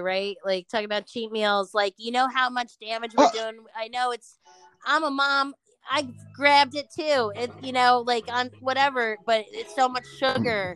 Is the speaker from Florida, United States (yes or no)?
no; Newark, New Jersey, United States; I'm from Newark